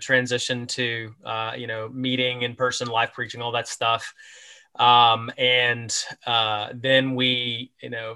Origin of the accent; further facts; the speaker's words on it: Texas, United States; moved away as an adult; also born or lived in greater Toronto area, Canada; So I'm from Texas. My wife and I moved to Canada to plant a church